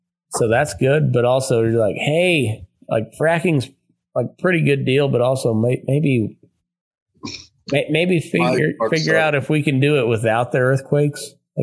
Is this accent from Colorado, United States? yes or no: yes; Eastern Colorado, United States; now in Nevada, United States; I grew up in Eastern Colorado, you know, almost Kansas, almost Oklahoma.